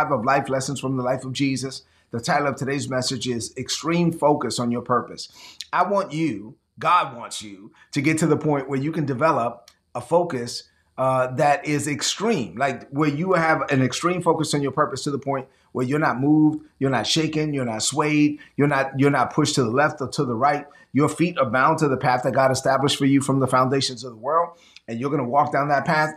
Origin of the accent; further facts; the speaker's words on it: New York City, New York, United States; I grew up in Brooklyn